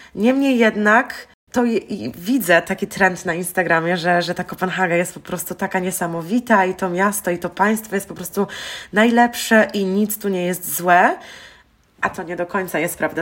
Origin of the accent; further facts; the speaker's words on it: Wrocław, Lower Silesian Voivodeship, Poland; moved away as an adult; also born or lived in Denmark / Aalborg, Denmark; Ja akurat jestem z Wrocławia